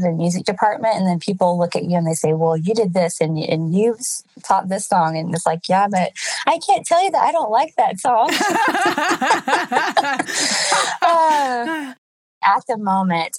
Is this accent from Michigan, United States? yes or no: no; Shepherd, Texas, United States; moved away as an adult; also born or lived in Jackson, Mississippi / California; I was raised in Texas in a small church in the city of Shepherd. And I was there until I was 18